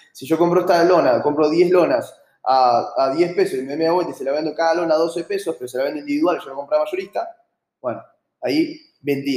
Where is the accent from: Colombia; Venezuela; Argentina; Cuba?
Argentina